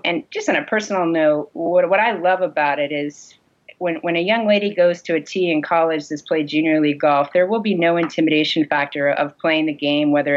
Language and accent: English; Syracuse, New York, United States; moved away; also born or lived in New England; I grew up in Syracuse.